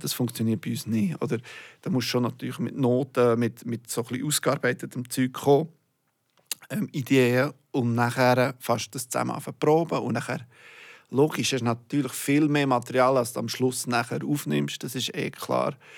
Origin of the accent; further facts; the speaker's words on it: Bern, Switzerland; moved away as an adult; now in Zurich, Switzerland; Ich bin schon lang, länger nicht mehr zu Bern